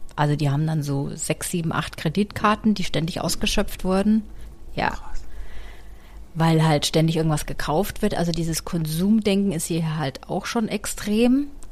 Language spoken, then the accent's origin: German; Germany; now in United States; bei uns in Deutschland